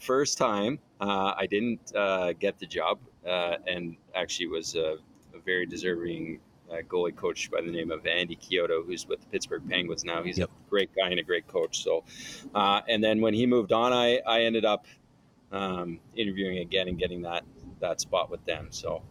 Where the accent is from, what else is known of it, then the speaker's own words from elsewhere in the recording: Ottawa, Ontario, Canada; Yeah, well, I grew up in Ottawa. My whole life and played junior hockey there.